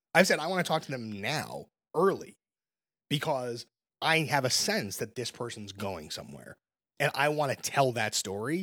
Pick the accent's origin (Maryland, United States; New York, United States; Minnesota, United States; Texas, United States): New York, United States; Brooklyn; I'm born and raised in Brooklyn.